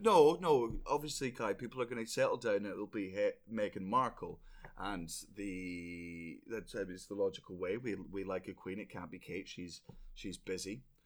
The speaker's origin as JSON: {"language": "English", "region": "Scotland", "country": "United Kingdom", "said": "I'm Scottish"}